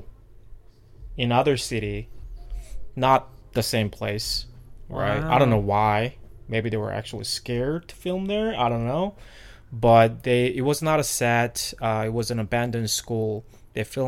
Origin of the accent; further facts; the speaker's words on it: South Korea; moved away; I'm originally from South Korea